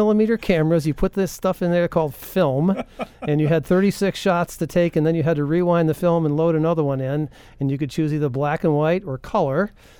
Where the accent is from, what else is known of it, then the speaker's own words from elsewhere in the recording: New England, United States; growing up in New England, a fellow that lived down the road not too far from my house was Roger Torrey Peterson.